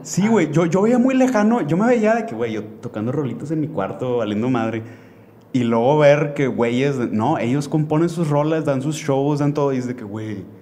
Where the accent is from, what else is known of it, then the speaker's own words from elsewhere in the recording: Monterrey, Nuevo León, Mexico; nací aquí en, en Monterrey